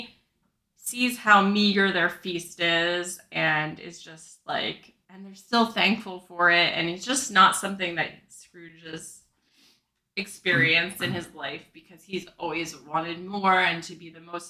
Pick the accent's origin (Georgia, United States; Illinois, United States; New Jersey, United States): New Jersey, United States; I'm from New Jersey